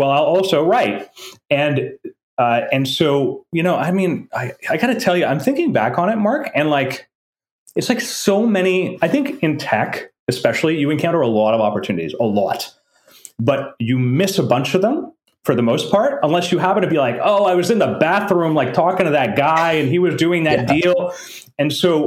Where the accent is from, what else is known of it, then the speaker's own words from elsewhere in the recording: French part of Canada, Quebec, Canada; first language French; English is a second language; I was brought up in French part of Canada, right? French is my first language